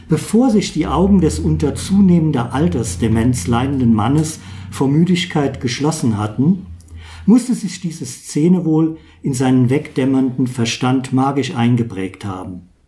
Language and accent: German; Zweibrücken, Rhineland-Palatinate, Germany; born there; Einmal, ich bin Kurpfälzer, geboren in Zweibrücken.